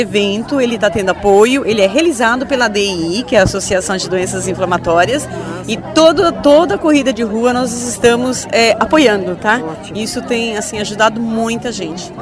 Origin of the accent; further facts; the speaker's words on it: Joinville, Santa Catarina, Brazil; sou de Joinville